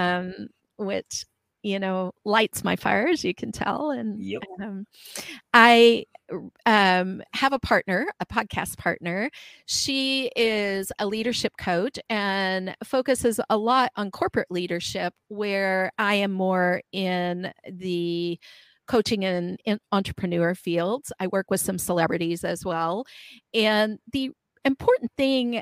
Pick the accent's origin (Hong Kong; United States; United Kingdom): United States; Midwestern US; I grew up in Midwestern US